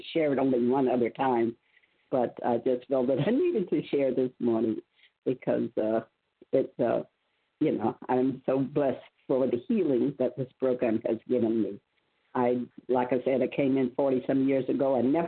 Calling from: Virginia, United States; From Virginia.

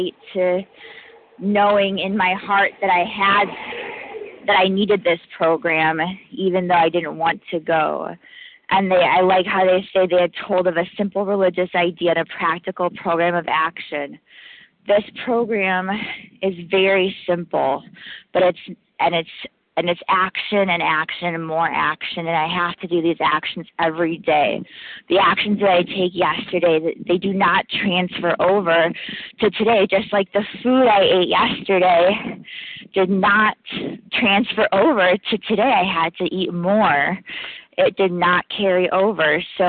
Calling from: New York, United States; I'm calling from New York, gratefully recovering compulsive overeater.

